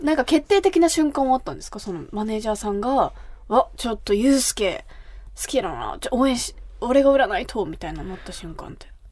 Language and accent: Japanese; Kumamoto, Japan; 私が生まれ育った熊本